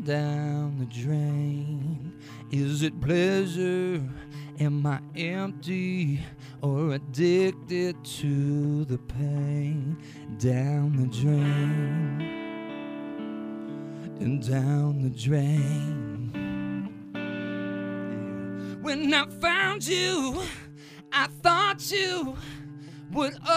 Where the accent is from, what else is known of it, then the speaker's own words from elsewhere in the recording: Wisconsin, United States; I grew up in Wisconsin, right? I was born in the same town as Les Paul